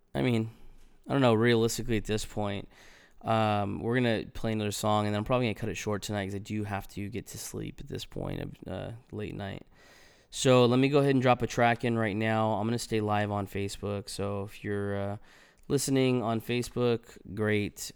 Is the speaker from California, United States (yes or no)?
yes; Los Angeles County, California, United States; moved away; I grew up in California and, you know, I, I was proud to, to be from the L A County.